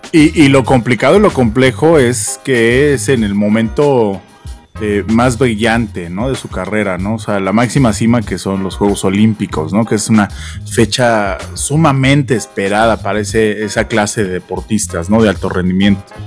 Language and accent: Spanish; Mexico; nosotros en nuestra infancia, por lo menos aquí en México